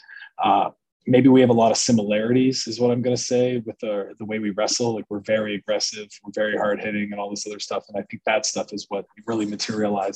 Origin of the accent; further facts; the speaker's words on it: Canada; I had border issues as a Canadian